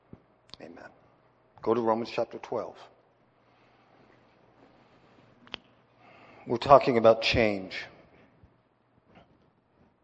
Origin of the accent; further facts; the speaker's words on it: Pennsylvania, United States; now in Wyoming, United States; when I was a kid growing up in Pennsylvania